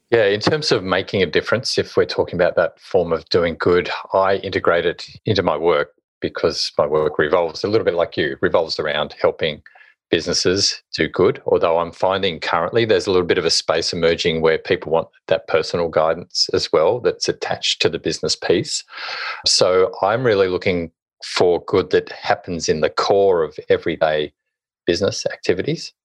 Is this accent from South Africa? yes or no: no; Hobart, Tasmania, Australia; moved away as an adult; also born or lived in Sydney; I was born and bred in Hobart, Tasmania